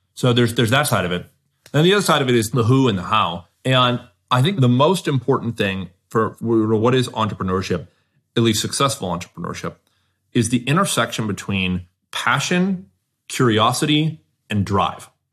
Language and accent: English; Southern California, United States; I grew up in Southern California